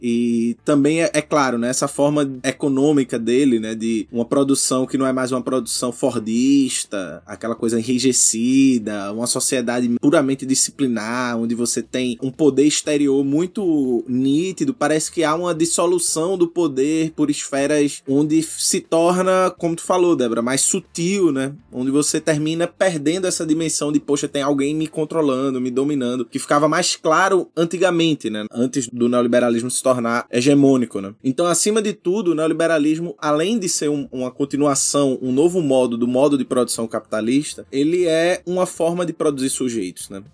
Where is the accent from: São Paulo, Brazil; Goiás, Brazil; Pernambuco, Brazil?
Pernambuco, Brazil; Recife; eu sou de Recife, Pernambuco